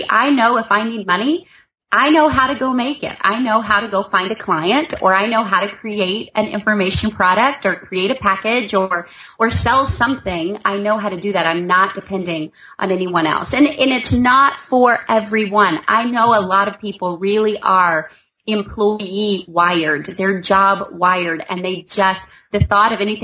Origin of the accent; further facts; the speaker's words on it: the South, United States; I am from the South, so I'm from the place where we're kind of country out here